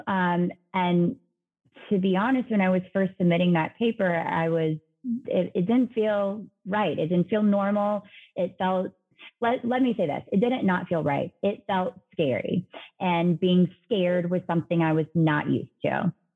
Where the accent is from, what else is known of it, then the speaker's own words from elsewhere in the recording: Savannah, Georgia, United States; Savannah, um, which is where I'm originally from